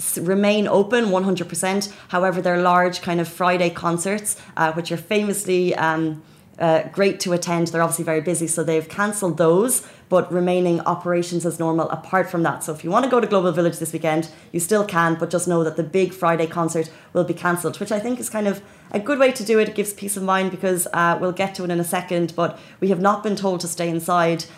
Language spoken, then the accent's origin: English; Dublin, Leinster, Ireland; now in Dubai, United Arab Emirates; my home country, which is Dublin